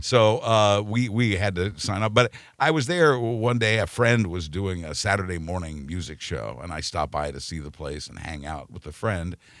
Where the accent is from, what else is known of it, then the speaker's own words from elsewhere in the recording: Wichita, Kansas, United States; moved away; I was born and raised in Wichita, Kansas